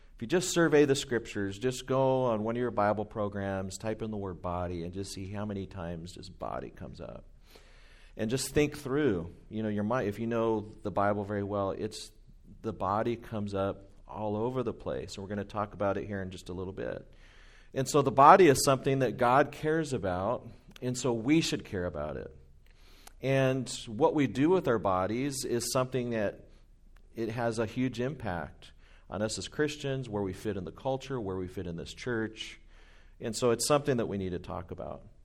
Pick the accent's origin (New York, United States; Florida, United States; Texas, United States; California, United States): California, United States; Anaheim; moved away as an adult; now in Inland Empire, United States; I grew up in Orange County, in Anaheim